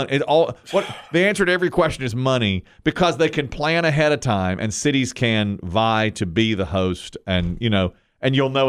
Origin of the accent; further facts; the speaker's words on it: Ashburn, North Carolina, United States; I was in my early 20s. I was looking around like, I never, I'm from Ashburn, North Carolina.